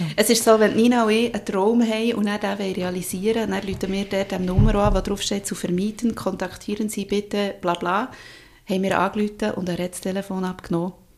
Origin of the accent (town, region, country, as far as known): Bern, Switzerland; accent: Berndeutsch